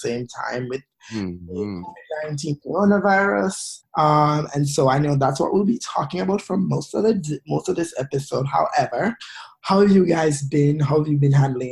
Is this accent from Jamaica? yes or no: yes; Jamaica; moved away; heel-strutting Jamaican queens